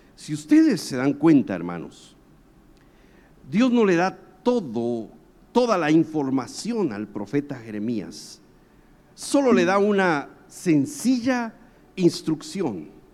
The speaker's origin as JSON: {"language": "Spanish", "country": "Guatemala", "said": "yo soy guatemalteco"}